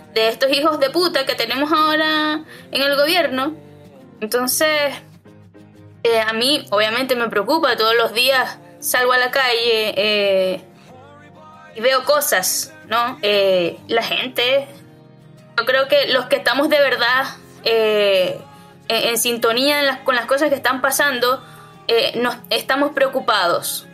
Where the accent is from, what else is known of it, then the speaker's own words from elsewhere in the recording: Venezuela; now in Chile; lo viví eh, muchas veces en mi país. Eh, fui víctima de robos a mano armada.